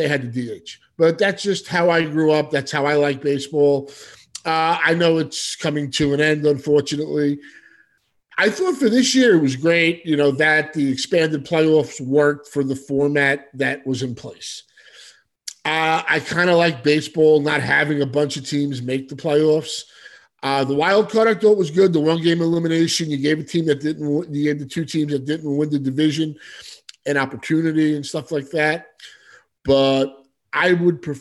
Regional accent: New York City, New York, United States; also born or lived in Manhattan; I was born in Brooklyn, raised in Staten Island, Brooklyn

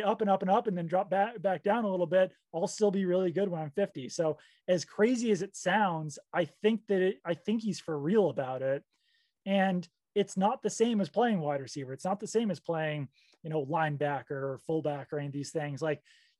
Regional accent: New England, United States; I'm from New England

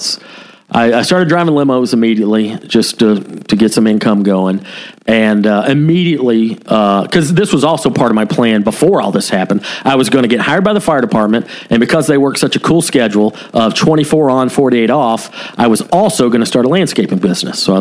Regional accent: Cherokee County, Georgia, United States; also born or lived in Ball Ground, Georgia; I was currently living in Ball Ground, Georgia, which is the same county I grew up

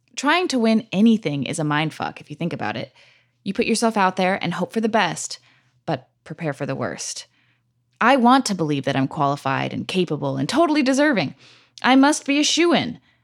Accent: California, United States; now in New York City, United States; California, my home state

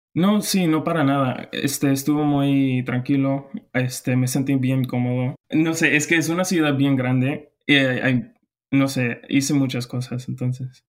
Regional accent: Houston, Texas, United States; Spanish is a second language; now in College Station, United States; Soy de Houston

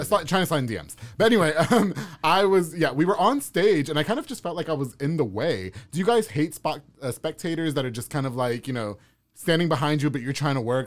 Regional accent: New York, United States; also born or lived in Texas; now in Waco, United States; I'm from New York.

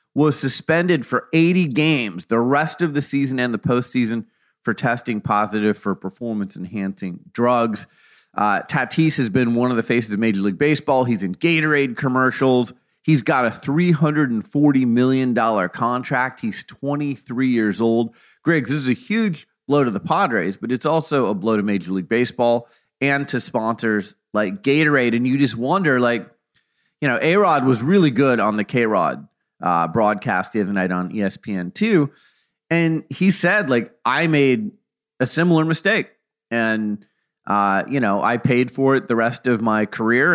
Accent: Phoenix, Arizona, United States; now in Oregon, United States; we're both from Phoenix

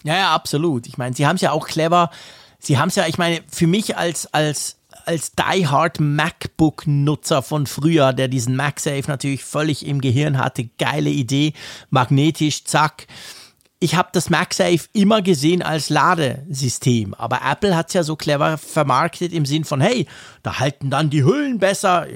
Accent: Switzerland; als Schweizer

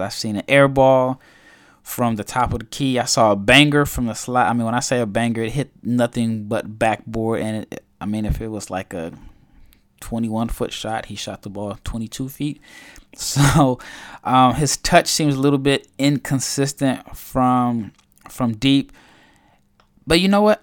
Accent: Omaha, Nebraska, United States; now in Spain; I'm from Omaha

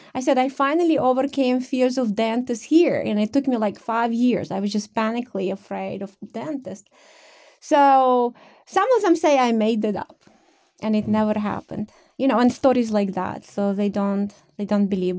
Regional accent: Ukraine; moved away as an adult; now in United States; I was born in the Soviet Union, I guess, uh, Ukraine, which was one of the fifteen republics

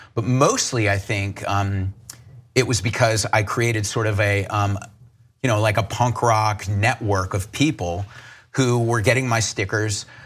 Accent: Charleston, South Carolina, United States; I grew up in Charleston, South Carolina

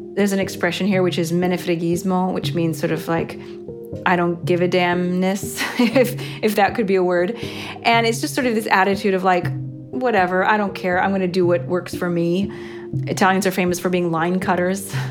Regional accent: United States; now in Rome, Italy; I'm an American citizen living in Rome, Italy for the past 15 years

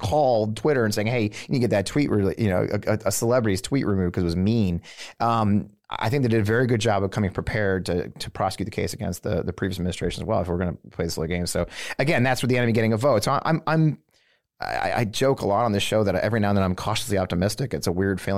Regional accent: St. Louis, Missouri, United States; born or raised there; moved away as an adult

